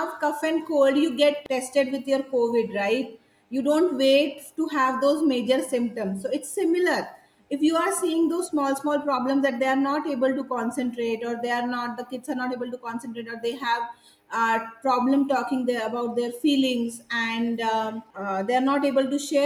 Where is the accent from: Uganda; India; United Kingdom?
India; Satara, Maharashtra; also born or lived in Bangalore; now in Satara, India; I moved to Satara, my hometown